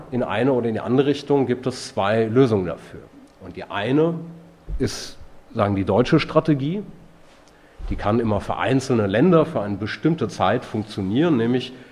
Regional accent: Italy; Und Renzi aus meinem Heimatland, der Verschrotter, der jetzt quasi als der, die neue Hoffnung der italienischen Sozialdemokratie gefeiert wird

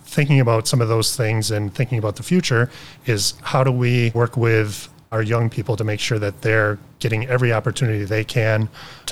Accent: Beloit, Wisconsin, United States; where I grew up in Beloit. I grew up in a neighborhood where we had a lot of poverty

